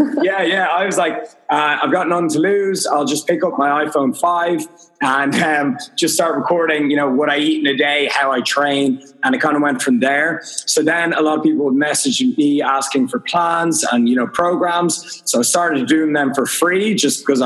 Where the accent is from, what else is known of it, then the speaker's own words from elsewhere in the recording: Dublin, Leinster, Ireland; I'm from Dublin, Ireland